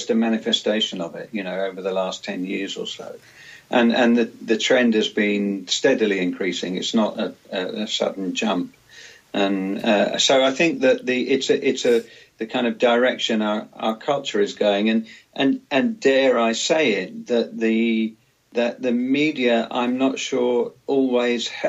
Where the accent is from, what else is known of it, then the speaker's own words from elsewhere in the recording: London, United Kingdom; moved away; also born or lived in Cornwall; when I was a kid growing up in London